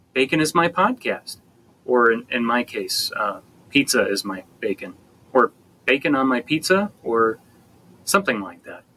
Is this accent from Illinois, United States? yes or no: yes; Chicago, Illinois, United States; I'm from Chicago, Illinois